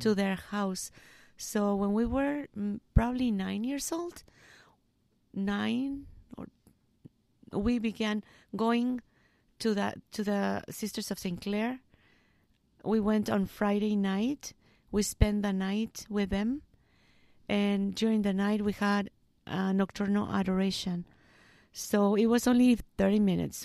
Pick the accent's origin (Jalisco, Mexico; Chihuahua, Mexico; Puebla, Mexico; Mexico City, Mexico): Jalisco, Mexico; Arandas; English is a second language; moved away as an adult; also born or lived in Guadalajara, Mexico; now in United States; I was born in Guadalajara, but I live in Arandas um, all my life.